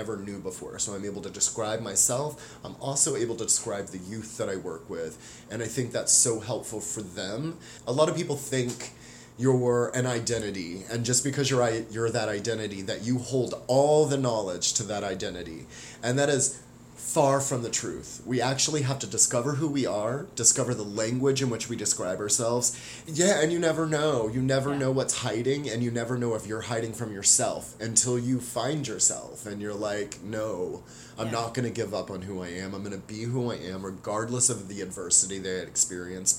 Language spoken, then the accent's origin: English; the South, United States; moved away as an adult; now in Northwest, United States; I was born in the South, and I lived there until I was like 18 years old, and I've been living in the Northwest for the last 20 years